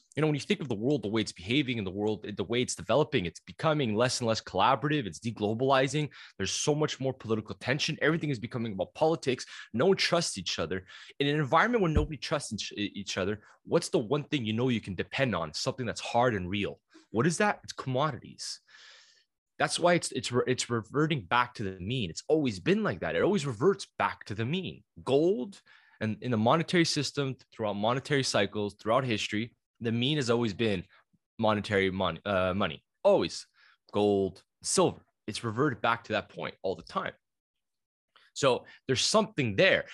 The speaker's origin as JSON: {"language": "English", "country": "Canada", "said": "being Canadian"}